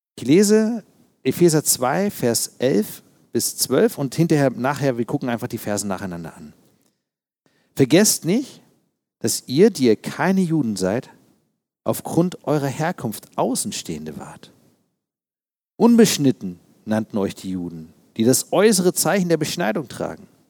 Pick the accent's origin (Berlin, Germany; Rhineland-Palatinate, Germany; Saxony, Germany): Berlin, Germany; Ich selbst bin Berliner. Ich ähm, bin als Kind in Ostberlin geboren tatsächlich. Wir wohnten in Friedrichshain